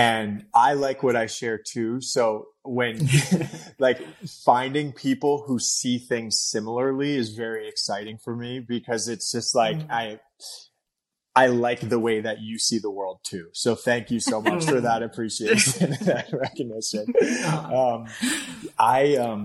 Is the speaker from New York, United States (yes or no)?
yes; New York City, New York, United States; moved away; I grew up in Brooklyn. So I was born and raised in Fort Greene, Brooklyn